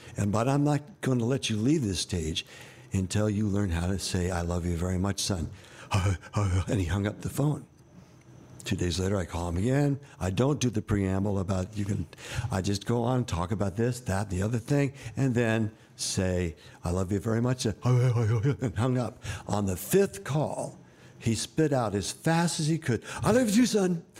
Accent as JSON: {"language": "English", "region": "New York", "country": "United States", "tie": "born or raised there", "said": "I was born in New York"}